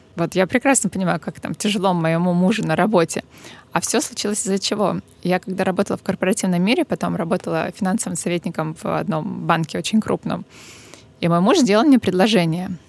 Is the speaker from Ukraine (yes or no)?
no; Novorossiysk, Krasnodar Krai, Russia; moved away; моего родного города